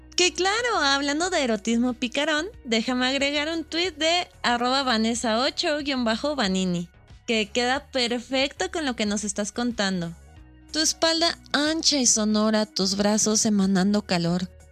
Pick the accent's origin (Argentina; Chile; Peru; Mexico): Mexico; Nosotros como mexicanos